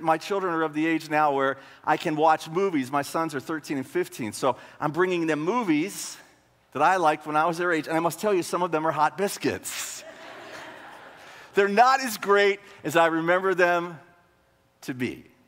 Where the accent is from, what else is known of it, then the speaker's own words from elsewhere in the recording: Marshall, Texas, United States; moved away as an adult; now in Gaylord, United States; I grew up in a town in northeast Texas, uh, Marshall